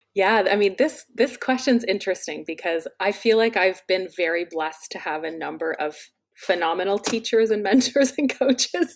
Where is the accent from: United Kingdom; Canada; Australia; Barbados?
Canada; London, Ontario; my hometown of London, Ontario